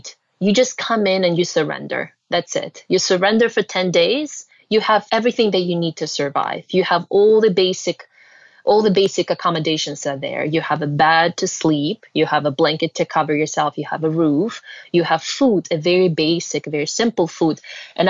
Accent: Russia; moved away; I was born and raised in Russia.

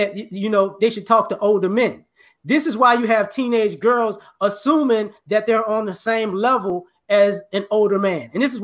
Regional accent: Chicago, Illinois, United States; also born or lived in New Orleans, Louisiana; I grew up on the West Side, too

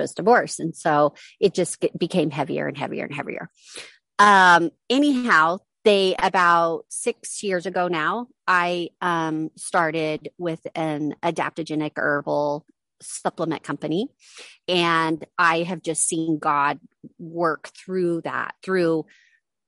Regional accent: Reno, Nevada, United States; I'm from Reno, Nevada.

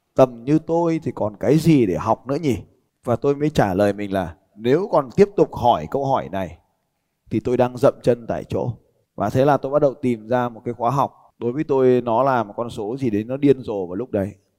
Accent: Vietnam; tôi bảo tao đến từ Việt Nam

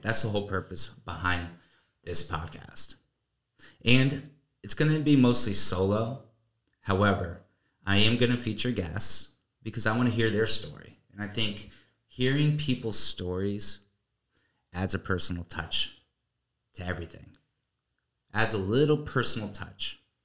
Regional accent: Newtown, Connecticut, United States; moved away as an adult; now in Florida, United States; originally from a small town in Connecticut called Newtown, and uh, lived there the majority of my life

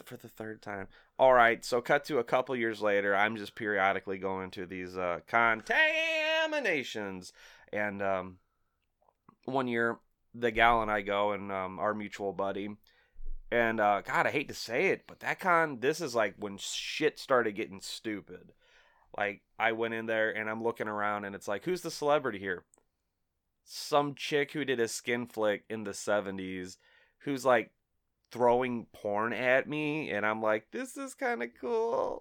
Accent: Collinsville, Illinois, United States; I grew up in Collinsville

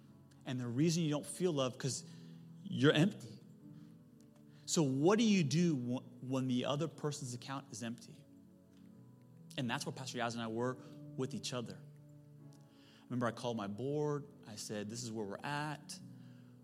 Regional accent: Silicon Valley, California, United States; I'm from Silicon Valley

